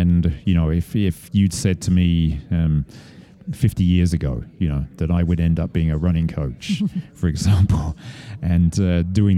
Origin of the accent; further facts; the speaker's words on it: Estes Park, Colorado, United States; Estes Park, which is my hometown